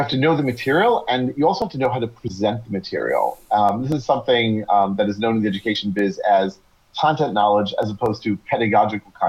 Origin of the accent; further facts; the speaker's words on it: United States; first language English; moved away as an adult; now in Israel; I'm originally from the U.S.